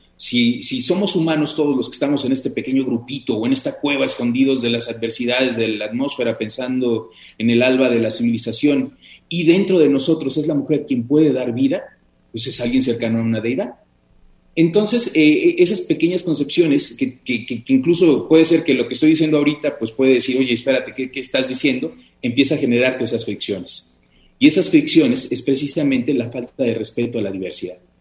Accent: Mexico; como mexicanos

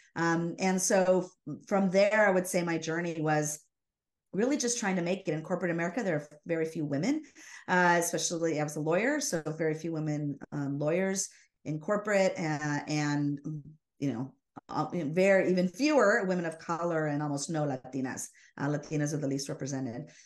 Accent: Los Angeles, California, United States; I was born down in Los Angeles.

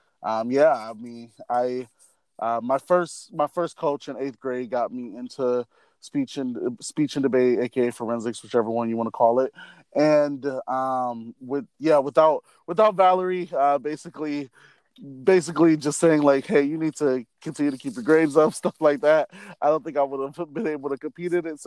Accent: Milwaukee, Wisconsin, United States; moved away; I am from Milwaukee, Wisconsin

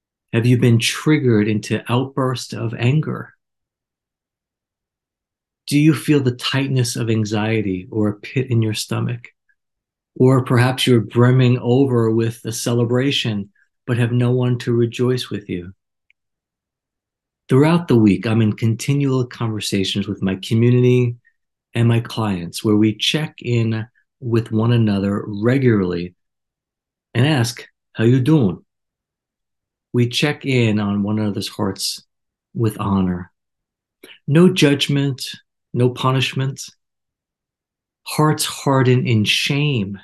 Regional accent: New York, United States; Growing up in New York, we had a culture not too different

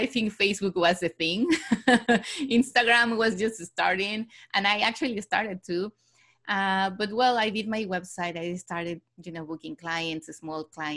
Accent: Mexico City, Mexico; moved away as an adult; also born or lived in Barcelona, Spain / London, United Kingdom; I was born and raised in Mexico City

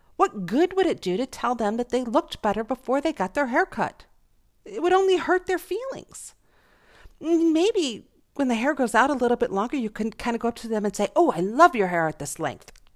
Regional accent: Buffalo, New York, United States; I was born in Buffalo, New York

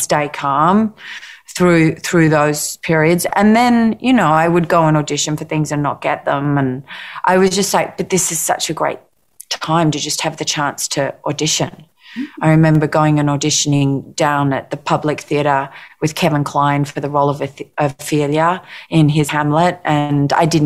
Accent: Australia; being Australian

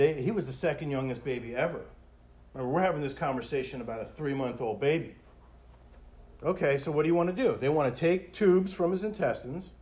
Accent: Hollywood, Florida, United States; I grew up in Hollywood

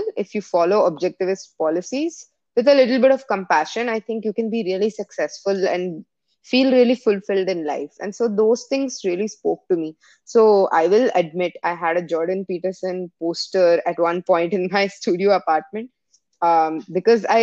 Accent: India; now in United States; I come from India

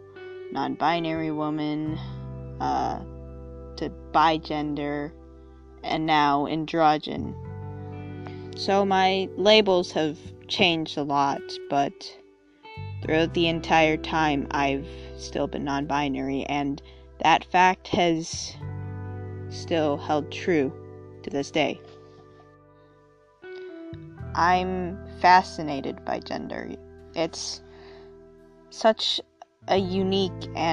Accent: United States; being an American teenager

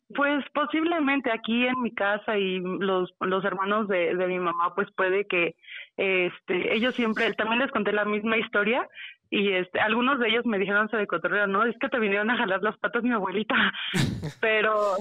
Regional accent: Mexico City, Mexico; Soy de la Ciudad de México

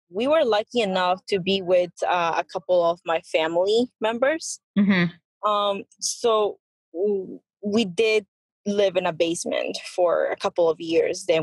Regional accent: Peru; moved away; I was born in Peru.

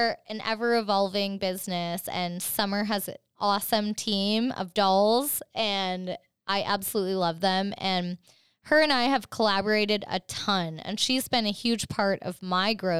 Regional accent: Canada; I'm Canadian

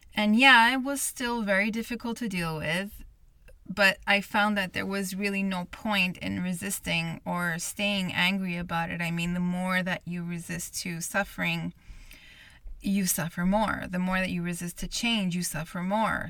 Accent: Montreal, Quebec, Canada; I'm born and raised in Montreal, Canada, where this podcast is based

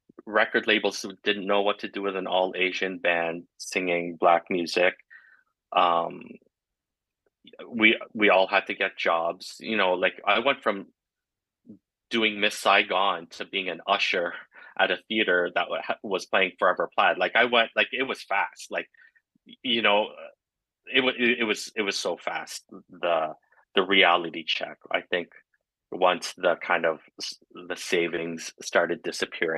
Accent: Kingston, Ontario, Canada; also born or lived in Flowers Cove, Newfoundland / Toronto; having grown up in Kingston, Ontario, in a very hockey, a white hockey town.

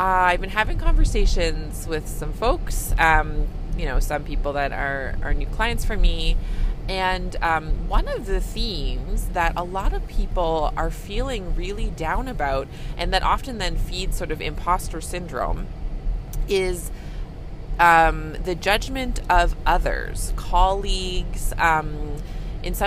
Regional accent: Canada; I'm a Canadian family physician

